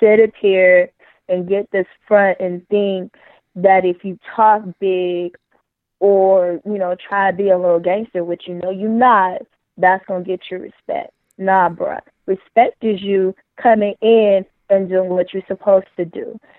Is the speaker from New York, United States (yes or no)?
no; Oakland, California, United States; also born or lived in Los Angeles, California; now in Arizona, United States; I'm from Oakland in L